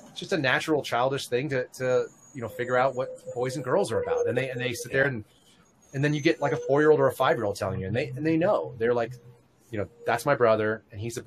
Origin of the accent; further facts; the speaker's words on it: San Francisco, California, United States; moved away; I grew up in the Bay Area for a number of years in San Francisco